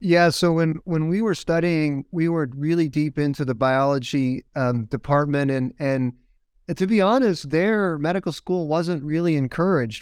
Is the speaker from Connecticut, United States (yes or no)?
yes; Windsor Locks, Connecticut, United States; I grew up in Windsor Lodge, Connecticut, which is about halfway between Hartford and Springfield